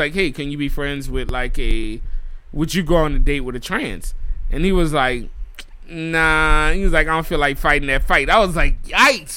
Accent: New Orleans, Louisiana, United States; moved away; I'm born and raised in New Orleans

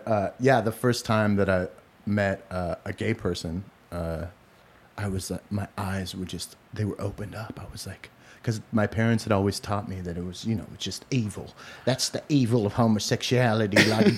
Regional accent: Portland, Oregon, United States; now in Los Angeles, United States; growing up in Portland. Back then it was a little bit of a different city. It was more of a white trash city

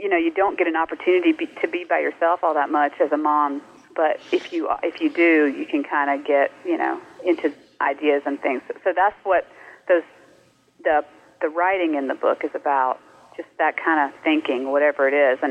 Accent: North Carolina, United States; also born or lived in Mississippi; now in California, United States; I grew up in North Carolina

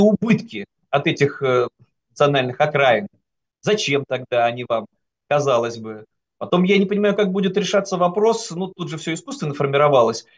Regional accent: Saint Petersburg, Russia; moved away; я, как регионалист, петербуржец, мог вести такие теоретические разговоры среди вот своих соратников в Санкт-Петербурге

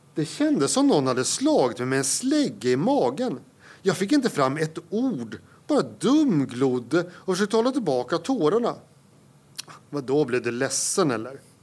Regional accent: Södermanland, Sweden; moved away as an adult; also born or lived in Uppsala; sörmlänning i exil i Uppland i 20 år. Mm. Sen så återvände jag

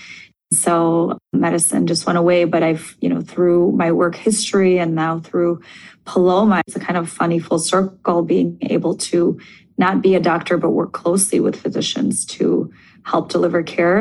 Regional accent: Moscow, Russia; moved away; I grew up in Moscow in Russia

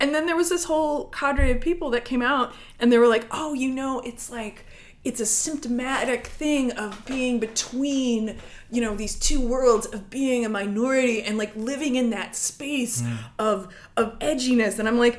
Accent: South Africa; I have all of the answers because I am from South Africa.

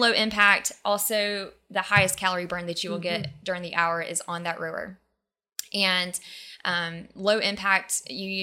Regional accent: Madrid, Alabama, United States; I grew up in a town called Madrid

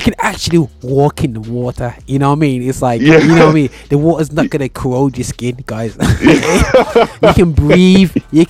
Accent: England, United Kingdom; Dude, I'm from England, but I know what's in food.

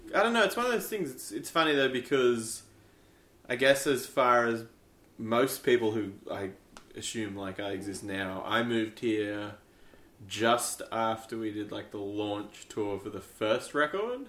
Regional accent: Canberra, Australian Capital Territory, Australia; we're from idiots from Canberra

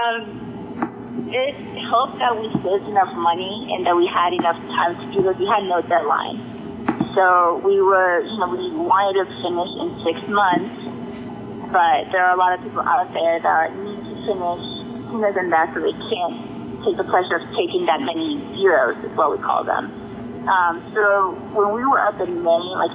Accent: Chile; now in Georgia, United States; I'm originally from Chile.

